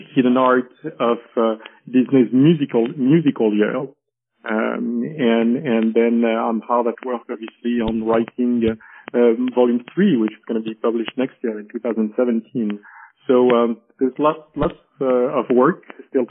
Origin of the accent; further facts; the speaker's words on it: Paris, Île-de-France, France; also born or lived in Geneva, Switzerland; I was born and raised in Paris